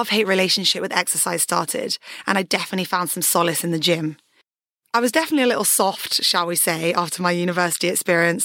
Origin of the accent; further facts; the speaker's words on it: Surrey, South East England, United Kingdom; I was born in Surrey and into a pretty standard family